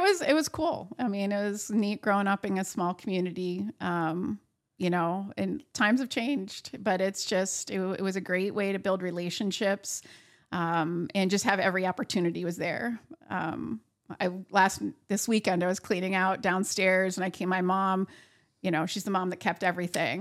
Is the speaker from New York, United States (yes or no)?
yes; Buffalo, New York, United States; also born or lived in Sherman, New York / Findley Lake, New York; I was born in Buffalo, New York, lived there till I was about twelve years old, and then, um, moved to Sherman, New York for a short time, and then, uh, Finley Lake